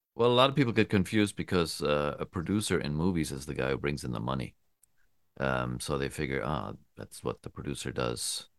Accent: Germany; moved away as an adult; also born or lived in United States; I'm from Germany, um, and I moved to the States in the nineties, and I went back

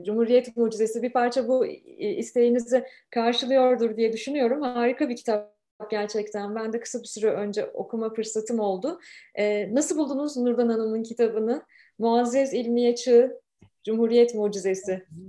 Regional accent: Turkey; now in Canada; Bu yayını gurbetten yapıyorum. Memleketten 8500 kilometre uzaktan yapıyorum

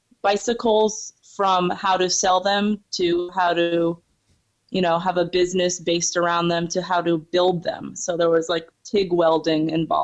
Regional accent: upstate New York, United States; now in Beacon, United States; I moved back to my not only my hometown, but to my father's house. I was one of those people moving back in with the rents. And now I'm in Beacon.

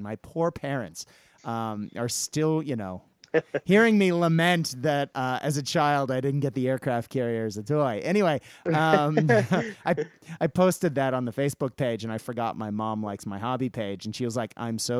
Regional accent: Japan; I guess partially I grew up in Japan

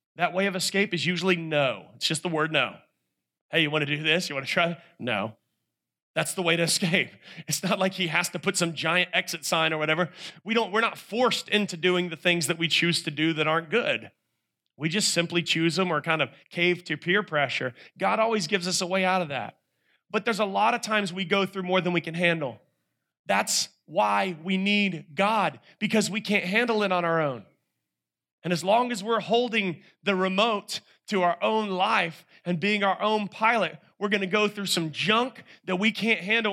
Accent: North Carolina, United States; I'm a guy from North Carolina

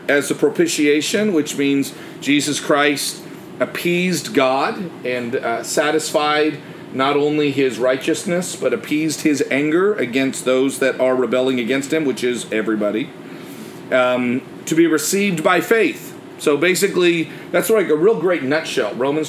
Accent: Canada; Growing up in Canada, it's a very, especially where I grew up, my dad was in the military, so there were a lot of French-speaking families wherever I lived

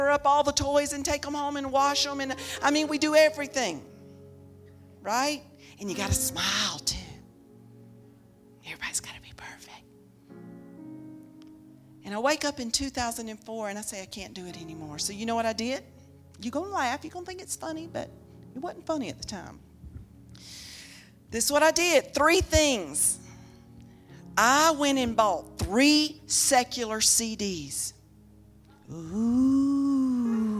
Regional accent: the South, United States; I was raised in the South

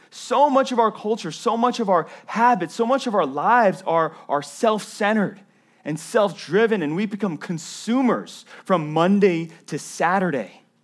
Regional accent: the South, United States; When I was a, a, a kid in elementary school growing up in the South

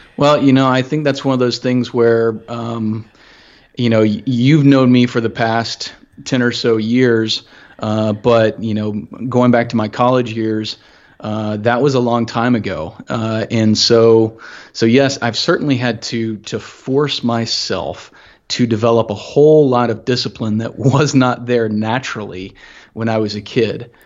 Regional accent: Augusta, Georgia, United States; growing up in Augusta, um, fairly small city

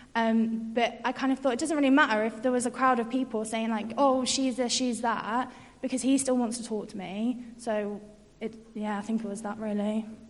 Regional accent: York, Yorkshire and the Humber, United Kingdom; moved away as an adult; now in Birmingham, United Kingdom; I'm from York and came to UOB to study sociology and then stayed

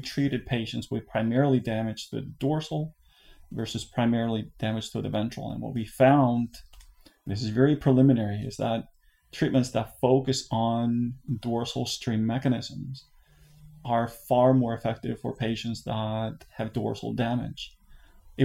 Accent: Iceland; moved away as an adult; now in United States; I'm originally from Iceland

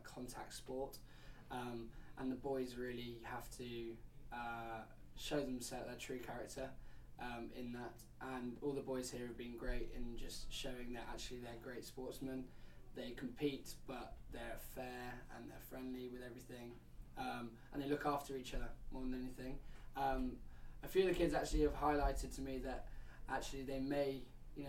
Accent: Stamford, East Midlands, United Kingdom; now in Surrey, United Kingdom; I live actually in Surrey, but I'm from Stamford, which is actually nowhere near London. It's in the East Midlands.

